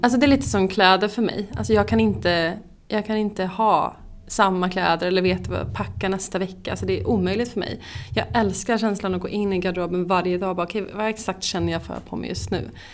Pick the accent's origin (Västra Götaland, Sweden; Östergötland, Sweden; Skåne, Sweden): Västra Götaland, Sweden; Skara; moved away as an adult; now in Stockholm, Sweden; jag är från Skara, bor i Stockholm sedan tio år tillbaka